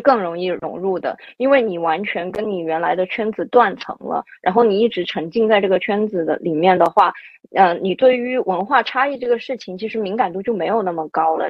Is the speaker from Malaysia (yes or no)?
no; China; moved away as an adult; also born or lived in France / Singapore; 我也是唯一一个中国人